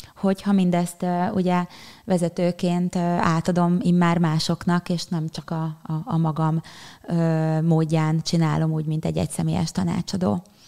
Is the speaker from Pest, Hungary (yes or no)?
yes; Pilis, Pest, Hungary; a helyen, ahol felnőttem Pilisen